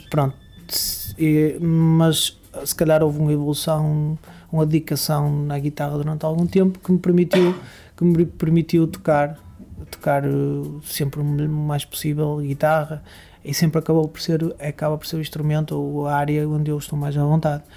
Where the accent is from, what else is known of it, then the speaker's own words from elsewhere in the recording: Barcelos, Norte, Portugal; eu sou natural de uma, de uma freguesia com um nome engraçado que se chama Vila Seca.